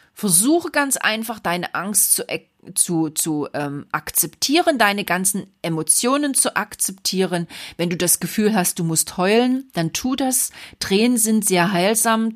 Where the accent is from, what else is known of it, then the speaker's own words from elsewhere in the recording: Saxony, Germany; bei uns in Sachsen